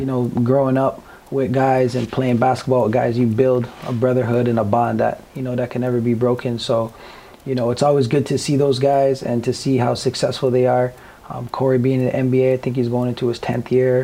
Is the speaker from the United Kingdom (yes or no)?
no; Toronto, Ontario, Canada; growing up in Scarborough